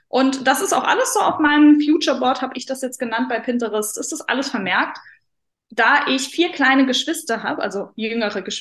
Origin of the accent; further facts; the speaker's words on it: Saarland, Germany; glaube, ich lebe immer noch im wunderschönen Saarland. Ich muss sagen, ich bin sehr heimatverbunden. Ich liebe meine Heimat.